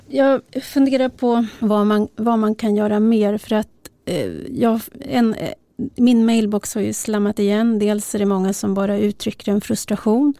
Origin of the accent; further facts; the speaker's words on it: Uppsala, Uppsala County, Sweden; min hemstad Uppsala